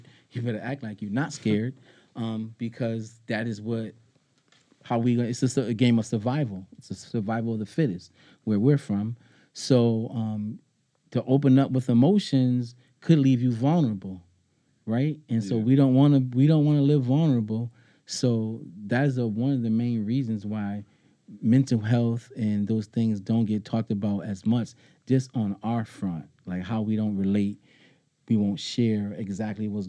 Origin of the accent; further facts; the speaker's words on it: Springfield, Massachusetts, United States; I'm a proud native of Springfield, Massachusetts